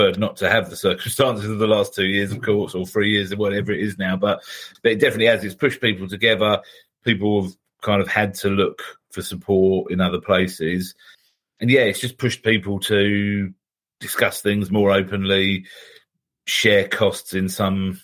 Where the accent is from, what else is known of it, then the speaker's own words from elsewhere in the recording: United Kingdom; we're British